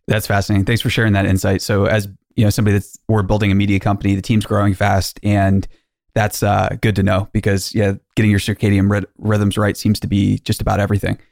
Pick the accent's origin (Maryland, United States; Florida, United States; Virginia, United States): Maryland, United States; I'm from Maryland. My wife and I are from there.